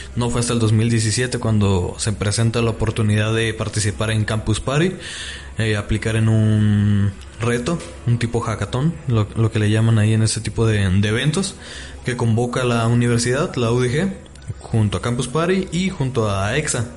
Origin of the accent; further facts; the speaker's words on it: Tlaquepaque, Jalisco, Mexico; soy orgullosamente tapateo. Nací en Tlaquepaque